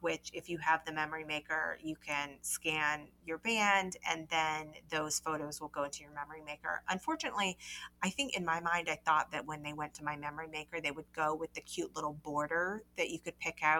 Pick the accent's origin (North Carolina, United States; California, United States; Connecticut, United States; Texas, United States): North Carolina, United States; I grew up in North Carolina and spent lots of vacations down in Charleston, South Carolina